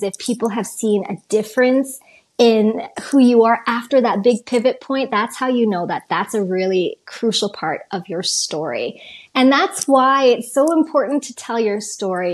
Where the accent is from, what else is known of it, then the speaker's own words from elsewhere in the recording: Calgary, Alberta, Canada; where I grew up in Calgary.